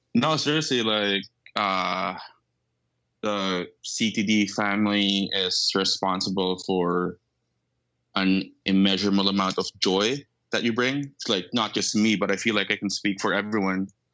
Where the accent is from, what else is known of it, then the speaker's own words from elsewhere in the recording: Manila, Metro Manila, Philippines; accent: Filipino; moved away as an adult; I was born and raised in Manila.